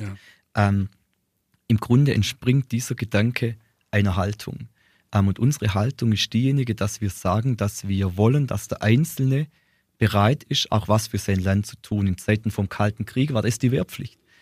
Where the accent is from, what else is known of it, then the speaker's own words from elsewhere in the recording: Ehingen, Baden-Württemberg, Germany; ich komme aus Ehingen, fast nicht ganz groß.